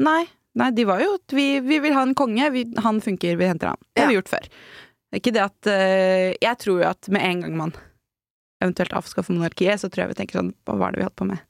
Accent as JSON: {"language": "Norwegian", "country": "Norway", "said": "vi nordmenn"}